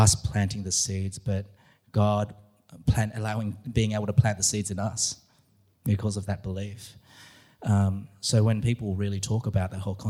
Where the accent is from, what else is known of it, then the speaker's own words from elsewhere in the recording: Australia; being an Aussie in America